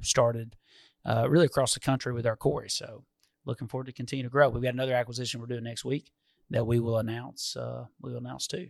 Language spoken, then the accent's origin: English; Detroit, Michigan, United States; I'd have to go with my hometown. I mean, I don't, we don't have operations in Minnesota, so we gotta go with Detroit.